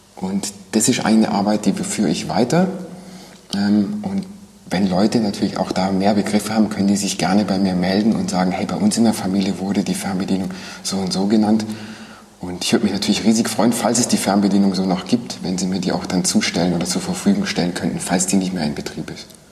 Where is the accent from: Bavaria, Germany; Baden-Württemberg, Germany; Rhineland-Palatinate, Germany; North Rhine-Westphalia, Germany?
Baden-Württemberg, Germany; Villingen-Schwenningen; ich bin geboren in Villingen ähm, 1975.